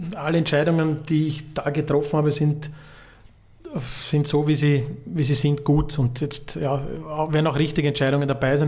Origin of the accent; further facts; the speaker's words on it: Vienna, Austria; now in Vorarlberg, Austria; für mich als Wiener